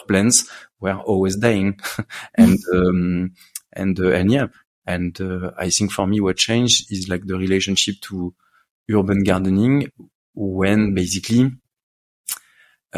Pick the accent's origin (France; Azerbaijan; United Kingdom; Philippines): France; Paris, Île-de-France; I grew up in Paris.